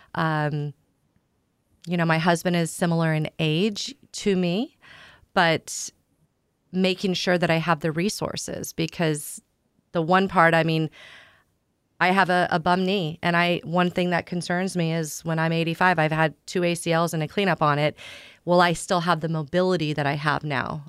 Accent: Southeast Kansas, United States; moved away as an adult; now in San Diego, United States; I grew up in the Midwest in a small town in Southeast Kansas

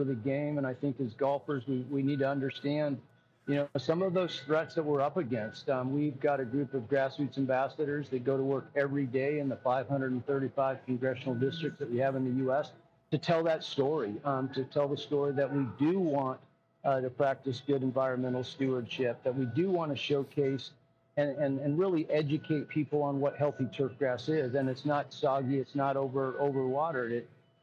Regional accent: Arizona, United States; I grew up in Arizona, and it's a hot place

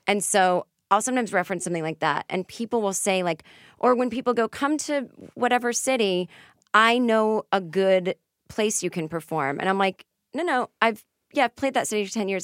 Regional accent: Boston, Massachusetts, United States; now in Los Angeles, United States; I'm from Boston, we say wicked, we say this. I know we sound stupid.

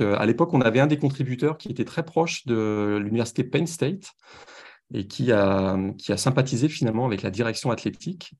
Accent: France; accent: French; moved away as an adult; also born or lived in Paris; now in Montreal, Canada; à mon accent, vous reconnaissez que je viens de France

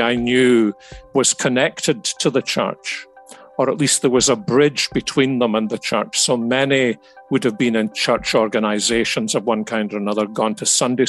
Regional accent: Glasgow, Scotland, United Kingdom; moved away as an adult; also born or lived in Columbia, South Carolina; I was born in the East End of Glasgow. East Ends in the United Kingdom are not usually the better end of town. So it was a very modest, normal home

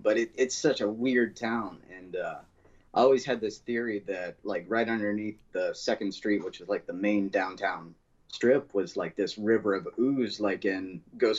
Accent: Maysville, Kentucky, United States; grew up in a small Kentucky town called Maysville, Kentucky.

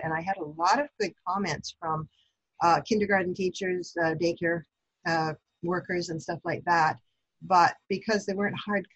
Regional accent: Brantford, Ontario, Canada; moved away as an adult; now in London, Canada; And I was brought up in Brantford, born and brought up there. I did all my schooling in Brantford.

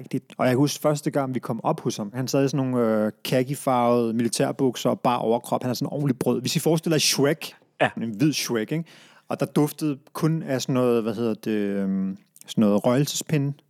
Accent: Brøndby, Capital Region of Denmark, Denmark; vi flyttede til Brøndby Strand, før det, anede jeg ikke, at jeg var pakistansk oprindelse

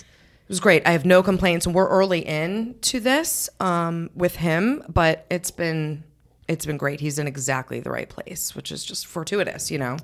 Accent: New England, United States; now in Darien, United States; I grew up in New England

